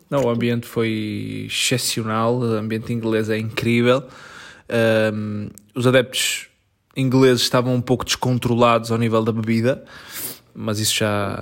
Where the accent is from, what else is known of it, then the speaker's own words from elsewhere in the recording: Portugal; Não sou inglês, amigo, sou português.